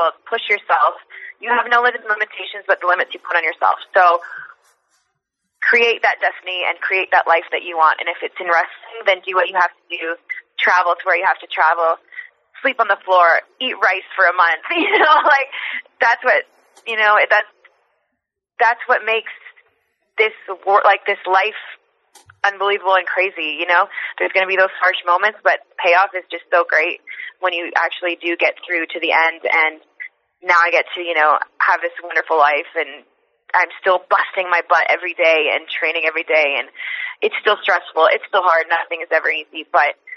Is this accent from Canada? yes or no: yes; Canada; moved away as an adult; also born or lived in Mexico City, Mexico / California, United States; breaking into, you know, a Lucha Libre as a Canadian blonde chick